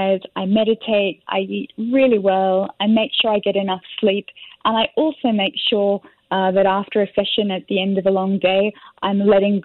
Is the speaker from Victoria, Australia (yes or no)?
no; Sydney, New South Wales, Australia; moved away as an adult; now in Singapore; I'm from Australia, Sydney